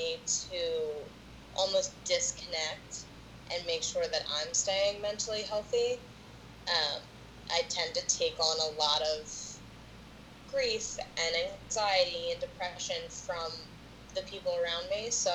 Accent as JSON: {"language": "English", "country": "United States", "also_born_or_lived": "Plymouth Meeting, Pennsylvania", "said": "I am from Pawtucket. Well, my family's from Plymouth Meeting. I'm from Pawtucket."}